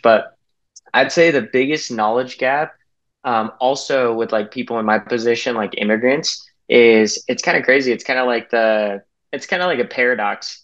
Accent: Salt Lake City, Utah, United States; I grew up in Salt Lake City, Utah

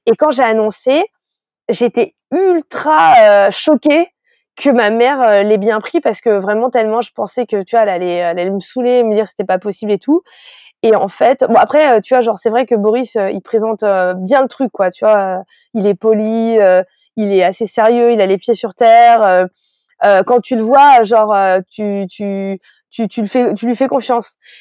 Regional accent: France; je suis née en France

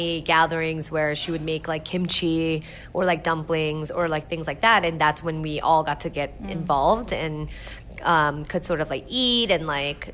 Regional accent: New Jersey, United States; also born or lived in South Korea; I grew up in South Jersey

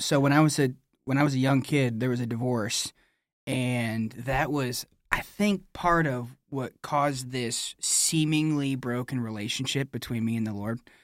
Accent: New Era, Michigan, United States; I'm a Michigan man. So I grew up in Nuera, Michigan

